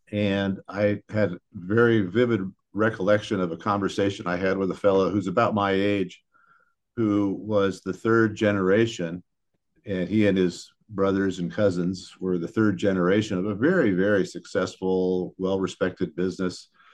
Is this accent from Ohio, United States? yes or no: yes; Wooster, Ohio, United States; my father was, uh, at the College of Worcester, So I was born in Worcester and grew up here